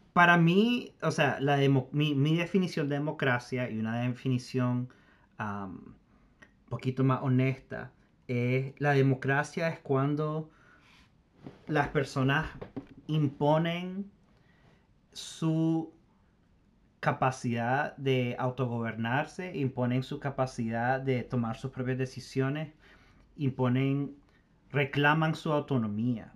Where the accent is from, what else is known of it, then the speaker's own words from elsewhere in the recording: Nicaragua; nuestra propia historia como nicaragüense